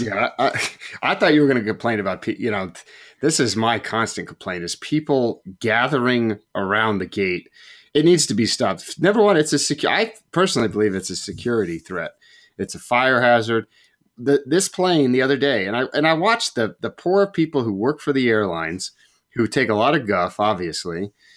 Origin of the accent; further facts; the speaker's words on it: West Coast, United States; I'm from the West Coast.